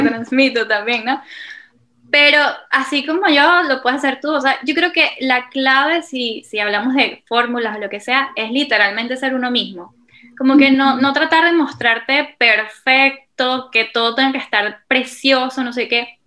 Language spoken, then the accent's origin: Spanish; Venezuela; moved away as an adult; now in Portugal; yo desde muy pequeña soy voluntaria de Olimpiadas Especiales Venezuela